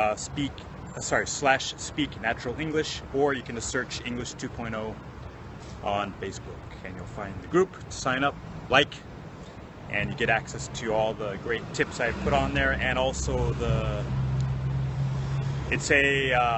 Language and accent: English; Minneapolis, Minnesota, United States; now in Japan; I'm from Minnesota originally. Minneapolis, Minnesota in the States.